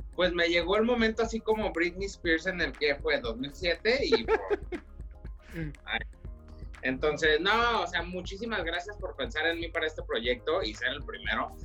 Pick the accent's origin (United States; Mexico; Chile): United States; Woodland, California; also born or lived in Hanford, California; a muy temprana edad mis padres decidieron venirse para el norte de California, aquí a Woodland